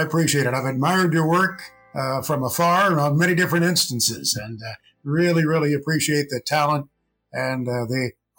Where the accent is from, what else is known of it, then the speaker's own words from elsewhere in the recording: near Evansville, Indiana, United States; I grew up on a farm about midway between St. Louis, Missouri and Louisville, Kentucky, near Evansville, Indiana. A small, diversified farm, as they all were back in the day.